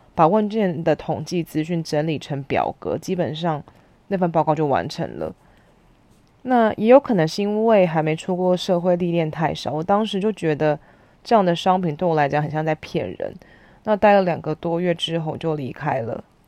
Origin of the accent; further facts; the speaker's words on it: Hsinchu, Taiwan; moved away as an adult; also born or lived in Taipei; 虽然出生在台北，但我在新竹住了十年，大学的时候搬回来念书